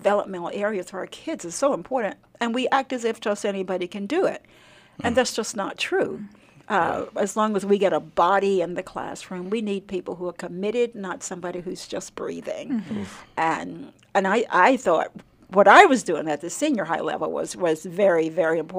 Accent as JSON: {"language": "English", "area": "Nevada County", "region": "Arkansas", "country": "United States", "tie": "born or raised there", "said": "I grew up in Nevada County. So if you get to Prescott or Hope down that far, you are in the county where I grew up."}